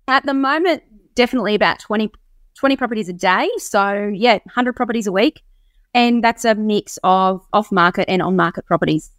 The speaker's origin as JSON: {"language": "English", "area": "Sunshine Coast", "region": "Queensland", "country": "Australia", "tie": "born or raised there", "also_born_or_lived": "Canberra", "said": "I'm still on the Sunshine Coast. I, I, um, I was born in Canberra, but we moved out of there"}